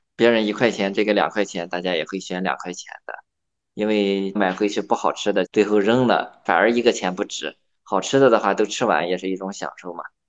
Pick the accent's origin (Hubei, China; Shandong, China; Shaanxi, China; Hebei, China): Shandong, China; Yantai; 我是在我的老家烟台做生态苹果的种植